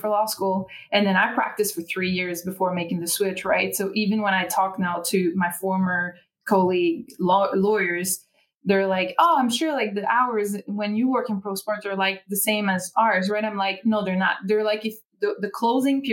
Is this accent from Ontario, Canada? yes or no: no; Quebec, Canada; accent: French Canadian; English is a second language; now in Philadelphia, United States; everyone knows I am French Canadian because they hear it as soon as I start speaking.